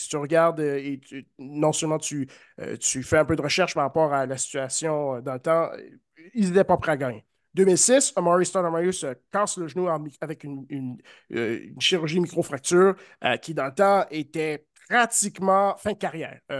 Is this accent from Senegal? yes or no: no; Canada; en tant que Canadien